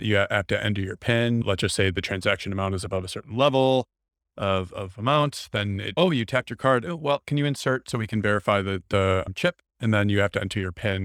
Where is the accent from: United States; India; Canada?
United States; Wisconsin; I'm from Wisconsin.